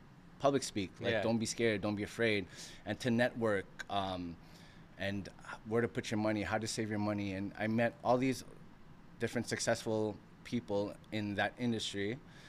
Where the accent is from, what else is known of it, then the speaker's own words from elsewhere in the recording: Montreal, Quebec, Canada; I was born and raised in Montreal, Canada